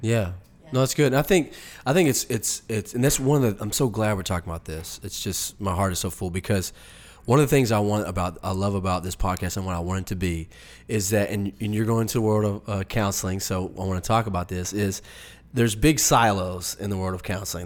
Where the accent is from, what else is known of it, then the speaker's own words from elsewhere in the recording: the Bible Belt, the South, United States; growing up in the Bible Belt, not so much people that live maybe out in the, out west or up north, but in the South